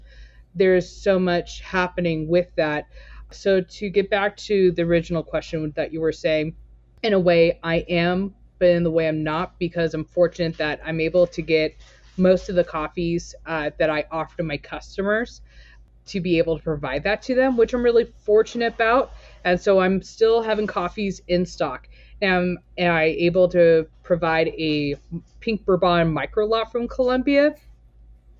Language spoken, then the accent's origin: English; Torrance, California, United States; moved away as an adult; also born or lived in Portland, Oregon; now in Hillsboro, United States; I was born and raised in Torrance, California